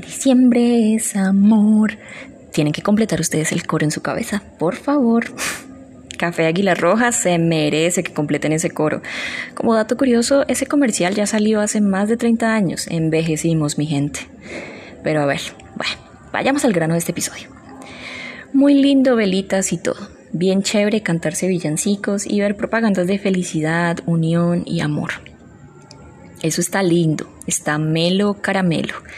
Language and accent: Spanish; Colombia; Como buenos colombianos, bailamos